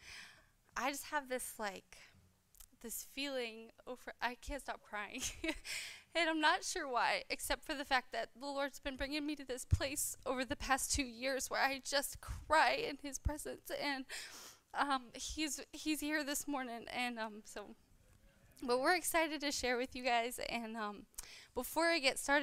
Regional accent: Landrum, South Carolina, United States; I was raised, I grew up here in Landrum

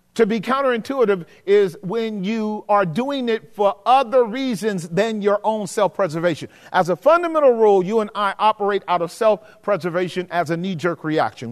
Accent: the South, United States; growing up in the South

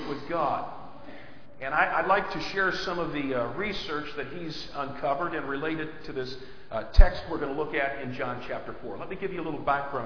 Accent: Batavia, United States; my hometown of Batavia

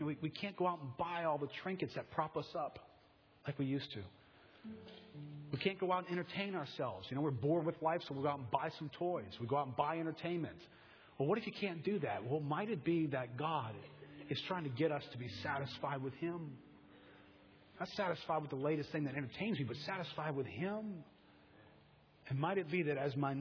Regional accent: United States; I'm an American

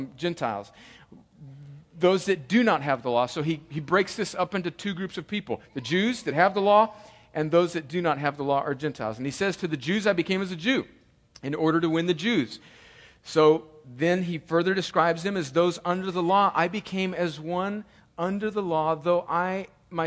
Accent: California, United States; moved away; I joke about being, you know, from California and having an Italian heritage

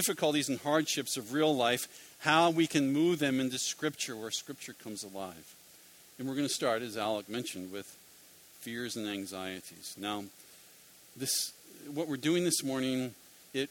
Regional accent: Philadelphia, Pennsylvania, United States; I'm from Philadelphia

